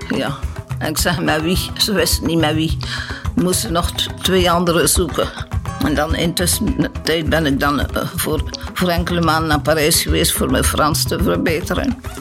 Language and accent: Dutch; Knokke, Flanders, Belgium; moved away as an adult; also born or lived in Congo / Cameroon; now in Heverlee, Belgium; Van afkomsten van knokken